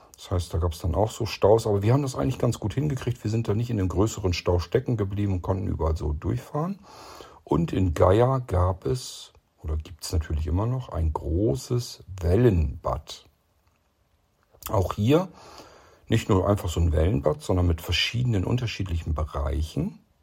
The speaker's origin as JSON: {"language": "German", "region": "Lower Saxony", "country": "Germany", "said": "ich als Niedersachse"}